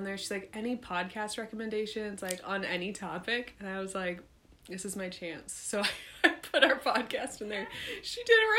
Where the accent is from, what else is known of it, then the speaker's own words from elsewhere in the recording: California, United States; moved away; I grew up in California.